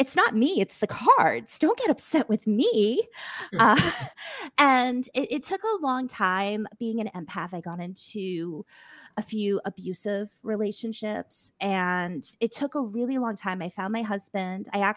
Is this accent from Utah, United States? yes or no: no; Massachusetts, United States; moved away; I'm originally from Mass.